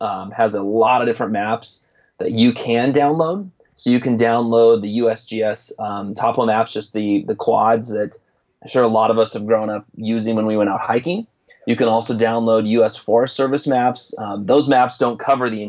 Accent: Spokane, Washington, United States; I'm from Spokane, Washington

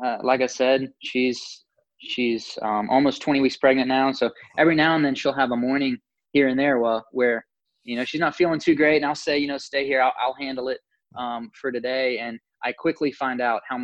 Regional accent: Valdosta, Georgia, United States; also born or lived in Davenport, Iowa; I was born and raised here in Valdosta.

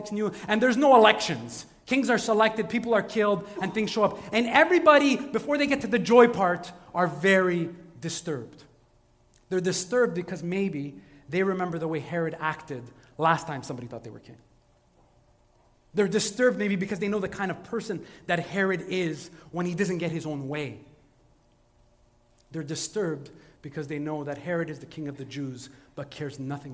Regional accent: Montreal, Quebec, Canada; I grew up in St. Michel

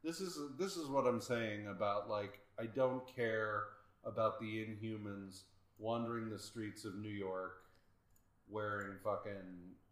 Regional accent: United Kingdom; I've got cucumber sandwiches, guys. I'm British. I always have cucumber sandwiches.

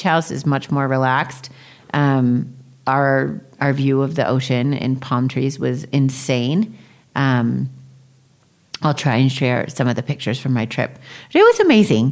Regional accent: Florida, United States; moved away as an adult; now in Mexico; I grew up in Florida

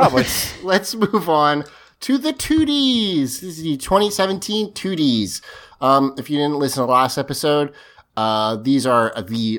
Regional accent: the South, United States; I'm from the South

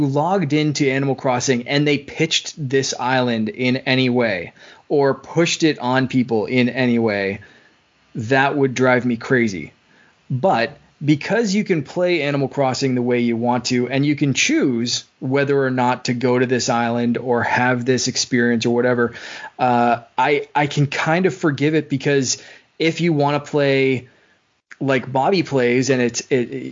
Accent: Canada; I'm Canadian

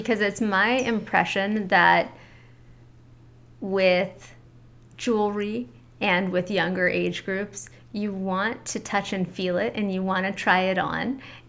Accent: Santa Monica, California, United States; when I was a kid growing up in Santa Monica

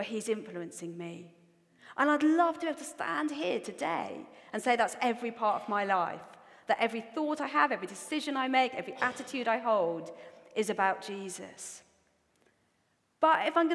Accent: Newcastle upon Tyne, North East England, United Kingdom; accent: Geordie; also born or lived in Australia; I also have a really strong Geordie accent

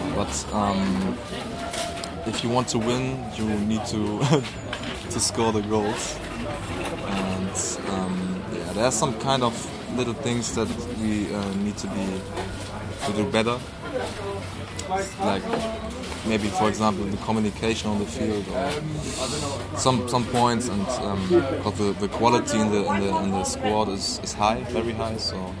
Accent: Hamburg, Germany; I'm born and raised in Hamburg, yeah.

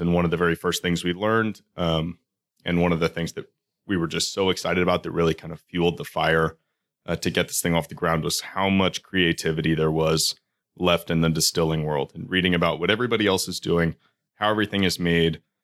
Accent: Houston, Texas, United States; now in Baltimore, United States; We grew up in Houston together.

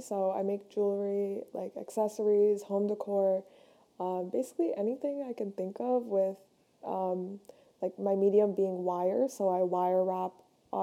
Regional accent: Ontario, Canada; I'm from Canada. So I live near Toronto

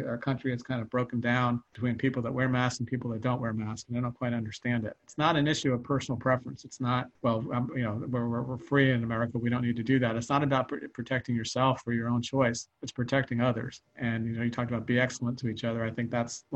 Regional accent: New York, United States; I grew up in the New York region

